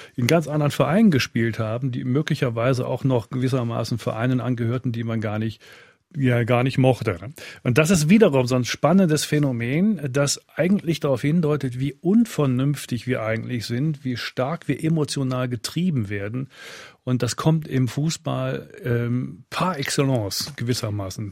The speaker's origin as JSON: {"language": "German", "region": "Rhineland", "country": "Germany", "tie": "born or raised there", "moved": "as an adult", "lives_now": "Switzerland", "said": "Ich bin im Rheinland aufgewachsen habe eine gewisse Nähe eben zu Fortuna Düsseldorf"}